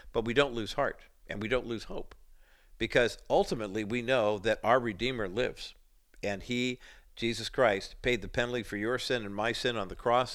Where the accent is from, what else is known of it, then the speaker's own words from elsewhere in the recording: Whittier, California, United States; also born or lived in Orange County, California; being a young boy growing up in Whittier, California, and then moving to Orange County